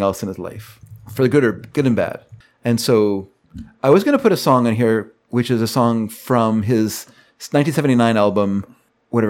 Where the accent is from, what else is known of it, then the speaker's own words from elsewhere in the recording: Canada; as a Canadian